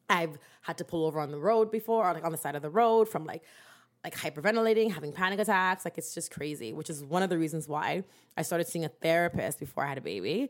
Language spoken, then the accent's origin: English; Durham Region, Ontario, Canada; we're from Durham